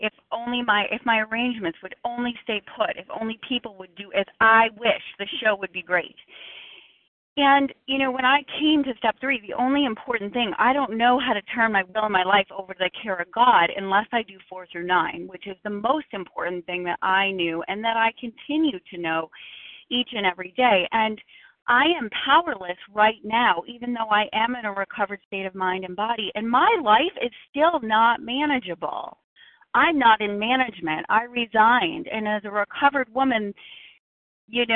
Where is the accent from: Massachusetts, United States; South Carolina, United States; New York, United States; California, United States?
Massachusetts, United States; Boston; I'm from Boston